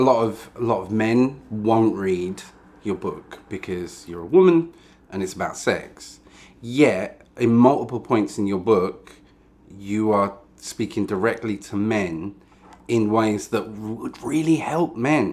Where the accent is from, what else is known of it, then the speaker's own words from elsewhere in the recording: United Kingdom; I'm British.